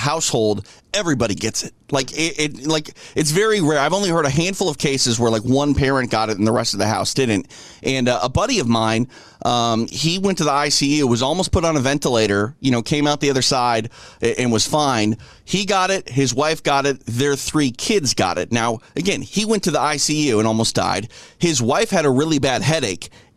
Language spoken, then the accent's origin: English; Midwest, United States; now in Southern California, United States; growing up in the Midwest